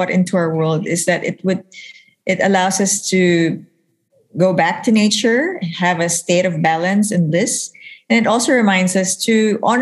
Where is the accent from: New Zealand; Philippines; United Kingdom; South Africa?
Philippines; I'm from the Philippines.